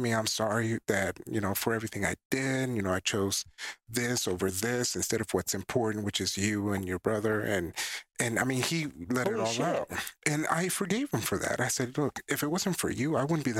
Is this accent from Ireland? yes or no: no; Panama; moved away; I'm from Panama.